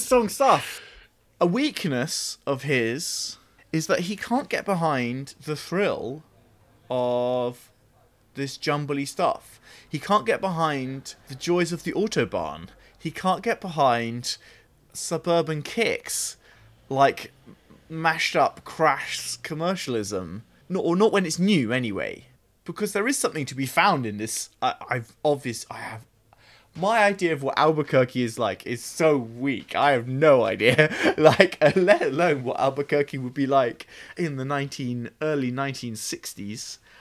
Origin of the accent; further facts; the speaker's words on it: Oxfordshire, South East England, United Kingdom; I grew up in Oxfordshire